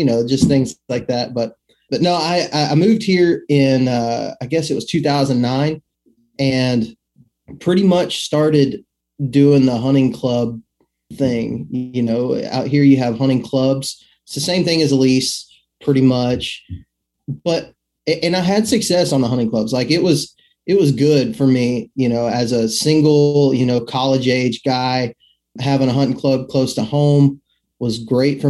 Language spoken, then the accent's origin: English; Midland, Texas, United States; moved away as an adult; now in Alabama, United States; I'm actually originally from West Texas, Midland, Odessa, Permian Basin area. That's where I was born and raised at, and moved over here to Alabama when I was, I guess I was about 18 when I moved here